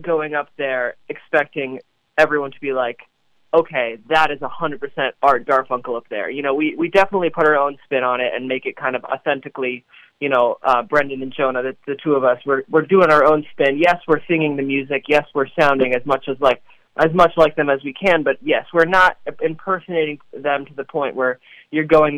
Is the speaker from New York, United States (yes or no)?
yes; New York City, New York, United States; I was born and raised in Brooklyn